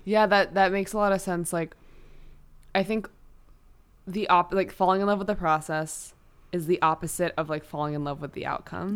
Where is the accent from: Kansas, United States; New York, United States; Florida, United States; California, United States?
New York, United States; as a New Yorker